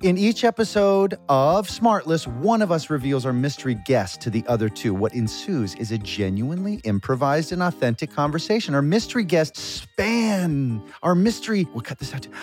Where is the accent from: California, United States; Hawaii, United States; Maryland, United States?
Maryland, United States; Severna Park; the population of Savannah Park, Maryland, where I'm from, is thirty-eight thousand